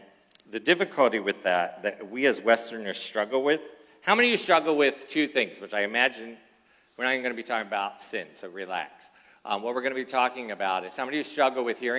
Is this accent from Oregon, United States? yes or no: no; Philadelphia, Pennsylvania, United States; now in California, United States; I was originally born in Philadelphia